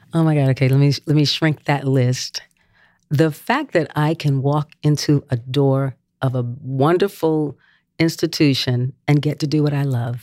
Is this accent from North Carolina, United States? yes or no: yes; Gastonia, North Carolina, United States; Gastonia, my hometown